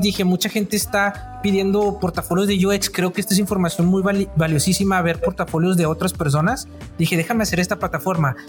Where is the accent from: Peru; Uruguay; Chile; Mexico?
Mexico; Apodaca, Nuevo León; vengo de, soy de Apodaca, el otro lado del lado de San Pedro, o sea, de, acá de Apodaca, Nuevo León